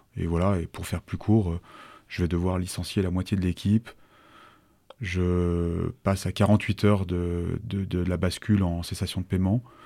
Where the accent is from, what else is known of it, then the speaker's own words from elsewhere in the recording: Annecy, Auvergne-Rhône-Alpes, France; also born or lived in Chambéry; J'ai grandi sur Annecy, à partir de l'âge de 7 ans à peu près j'ai fait toute une partie de ma scolarité et, de ma scolarité, euh, y compris post-bac